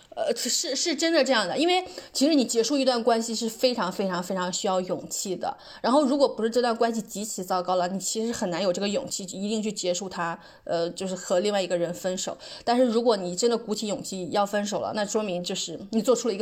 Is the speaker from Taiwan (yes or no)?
no; China; 我觉得就是全世界的人类，尤其东亚人，尤其我们中国人，尤其需要看一下这一本书。